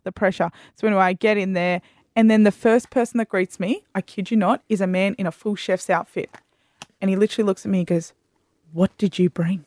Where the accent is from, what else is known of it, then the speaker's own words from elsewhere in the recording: Australia; I'm an Australian.